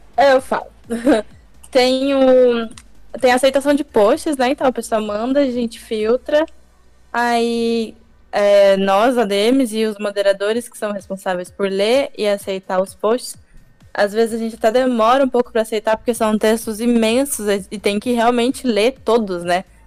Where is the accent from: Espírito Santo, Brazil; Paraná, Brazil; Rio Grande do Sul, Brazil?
Paraná, Brazil; Curitiba; eu também sou de Curitiba